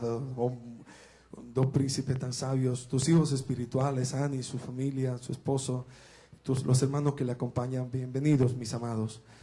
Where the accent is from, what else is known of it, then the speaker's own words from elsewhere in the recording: La Romana, Dominican Republic; una iglesia creciente en la romana de donde, la cual es mi pueblo natal